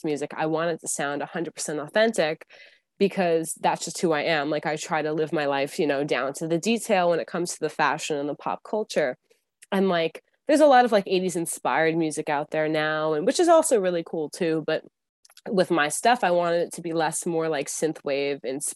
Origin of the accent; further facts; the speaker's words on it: New York City, New York, United States; I'm from New York City area.